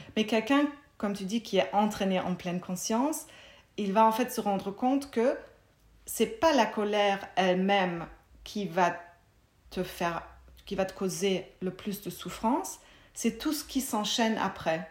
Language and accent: French; Germany; French is a second language; moved away as an adult; also born or lived in Munich; now in Belgium; j'ai grandi en Allemagne